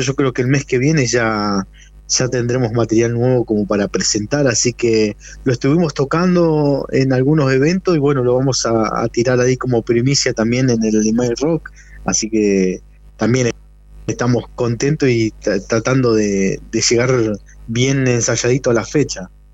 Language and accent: Spanish; Neuquén, Argentina; also born or lived in Zapala / Plottier; nací en Zapala, pero nacido y criado prácticamente acá en la ciudad de Neuquén